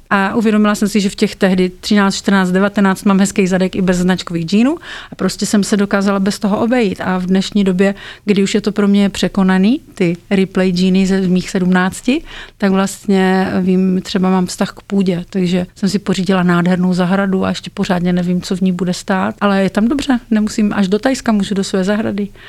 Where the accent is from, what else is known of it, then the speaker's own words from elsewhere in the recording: Brno, South Moravian Region, Czechia; v Brně, odkud pocházím